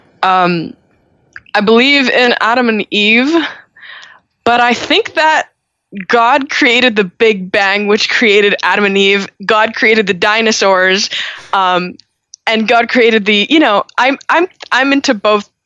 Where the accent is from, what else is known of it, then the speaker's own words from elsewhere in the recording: Montreal, Quebec, Canada; in Montreal, we don't say that because, we're Francophone.